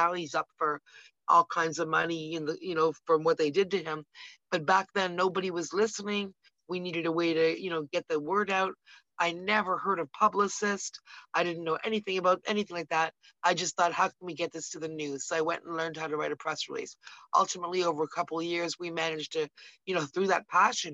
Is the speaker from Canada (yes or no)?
yes; Canada; We're from Canada, we're here in Canada